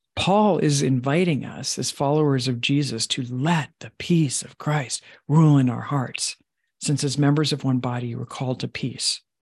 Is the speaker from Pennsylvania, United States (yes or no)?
no; Long Island, New York, United States; I was raised in Long Island